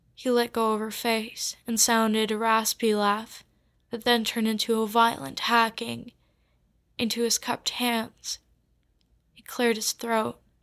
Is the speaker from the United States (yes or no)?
no; Curaçao; moved away; I am from Curacao, which is a small island off the coast of Venezuela.